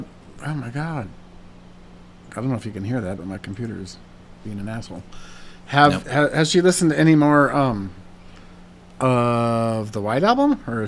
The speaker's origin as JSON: {"language": "English", "area": "Black Hills of Dakota", "region": "South Dakota", "country": "United States", "tie": "born or raised there", "said": "I grew up in the Black Mountain Hills of Dakota"}